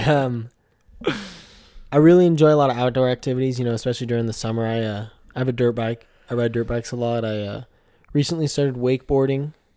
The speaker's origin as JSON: {"language": "English", "town": "Puyallup", "region": "Washington", "country": "United States", "tie": "born or raised there", "also_born_or_lived": "Tacoma, Washington", "said": "I was born in Tacoma, Washington, but uh, raised in Puyallup, Washington, um, which is uh, about an hour or so uh, south of Seattle"}